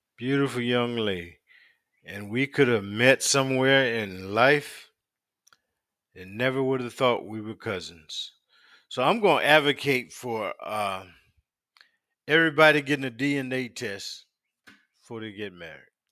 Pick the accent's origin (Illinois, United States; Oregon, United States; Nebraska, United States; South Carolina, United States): South Carolina, United States; We grew up in South Carolina